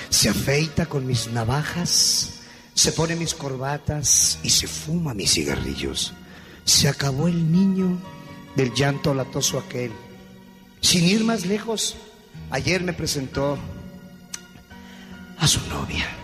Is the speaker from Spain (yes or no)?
no; Acámbaro, Guanajuato, Mexico; now in Phoenix, United States; yo radico en Phoenix, Arizona, pero somos de Acámbaro, Guanajuato.